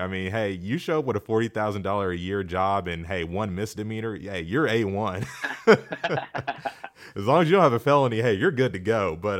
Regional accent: Wichita, Kansas, United States; And a lot of you know I'm from Wichita, Kansas. Wichita is not a fitness mecca.

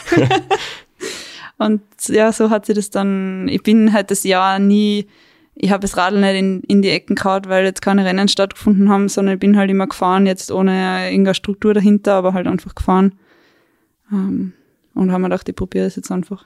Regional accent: Weinviertel, Lower Austria, Austria; moved away as an adult; now in Tyrol, Austria; Ich bin ursprünglich aus Niederösterreich, aus dem Weinviertel und wohne jetzt seit circa fünf Jahren in Tirol, in der Nähe von Innsbruck.

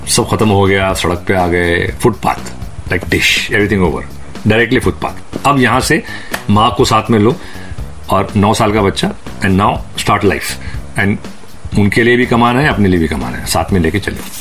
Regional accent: Mumbai, Maharashtra, India; मैं पैदा हुआ था एक जगह में कॉल्ड बैंड्रा

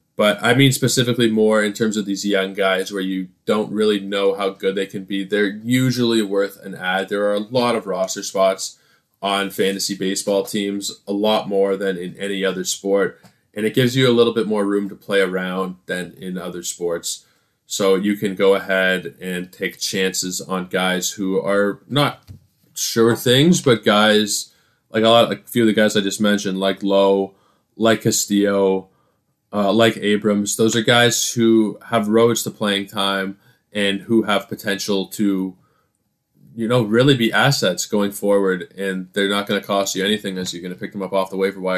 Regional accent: Canada; I am Canadian content

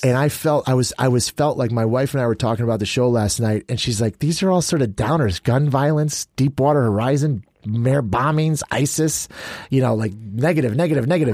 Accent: Chicago, Illinois, United States; moved away; I grew up in Chicago.

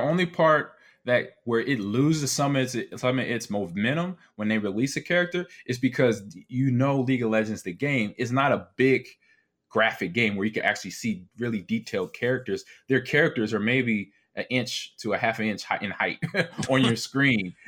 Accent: Nebraska, United States; I'm from Nebraska

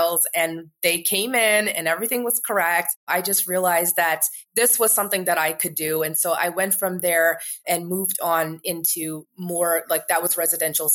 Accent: Canada; also born or lived in New York, United States; now in Marrakesh, Morocco; I grew up in Canada. Most of my family is still there.

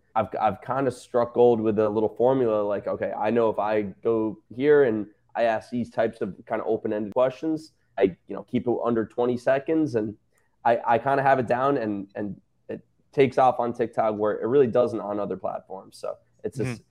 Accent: New York, United States; I'm from New York

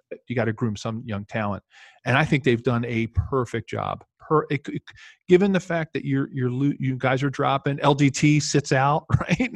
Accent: Philadelphia, Pennsylvania, United States; moved away; it's my hometown team where, where I grew up

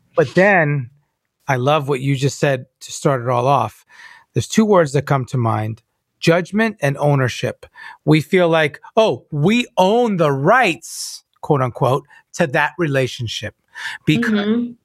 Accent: New York, United States; I'm a Cuban Italian New Yorker

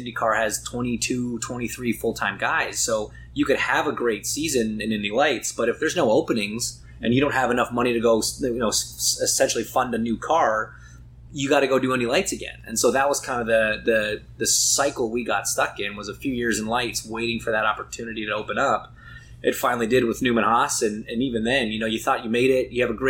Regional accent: Canada; I'm so lucky that we get to go race, not just in my home country, but quite literally my backyard.

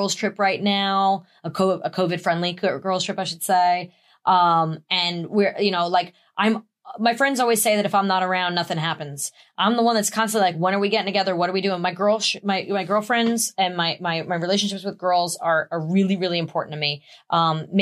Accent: New York, United States; being a New Yorker

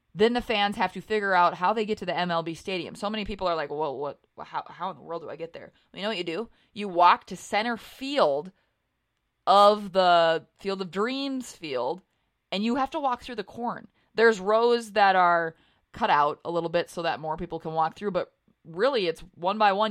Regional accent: North Dakota, United States; I grew up in North Dakota

